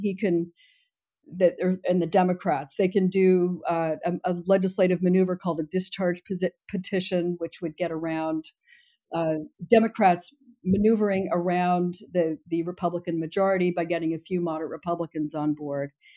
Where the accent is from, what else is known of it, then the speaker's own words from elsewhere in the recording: Boston, Massachusetts, United States; I'm from Boston